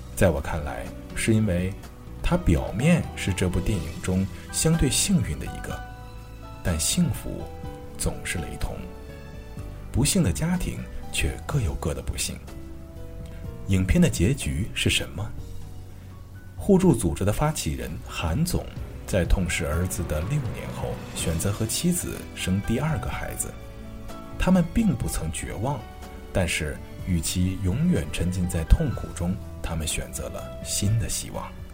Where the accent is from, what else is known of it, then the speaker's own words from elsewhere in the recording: Anhui, China; 我是安徽人